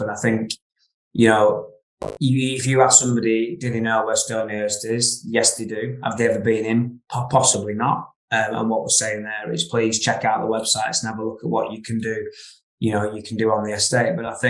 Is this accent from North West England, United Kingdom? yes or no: yes; Ribble Valley, Lancashire, North West England, United Kingdom; having grown up sort of in the River Valley for most of my life